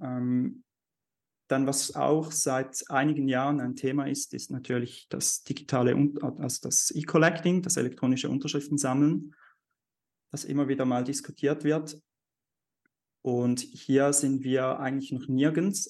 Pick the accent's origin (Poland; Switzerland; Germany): Switzerland; bei uns in der Schweiz